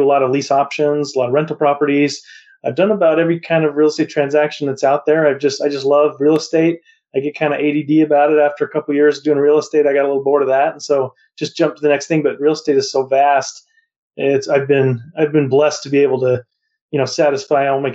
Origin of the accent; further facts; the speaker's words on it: Montana, United States; moved away; also born or lived in Las Vegas / Arizona / Utah; I grew up in Montana, and I moved to Las Vegas to become an appraisal intern